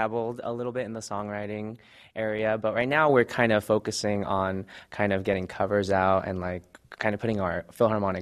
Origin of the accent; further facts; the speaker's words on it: United States; being Filipino-American